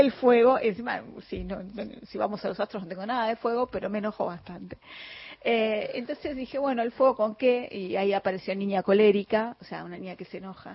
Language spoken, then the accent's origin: Spanish; San Martín, Buenos Aires Province, Argentina; los dos somos de San Martín